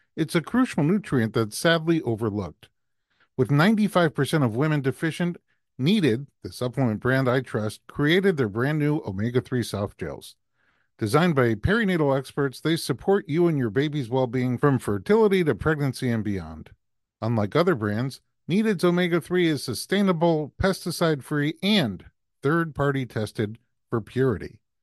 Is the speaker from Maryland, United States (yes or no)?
no; New York, United States; moved away as an adult; now in Los Angeles, United States; I'm from New York, and when I moved to L